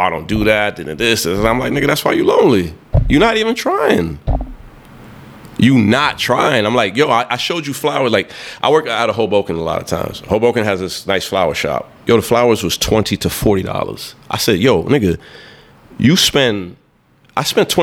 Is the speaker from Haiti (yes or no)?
yes; Haiti; I'm from Haiti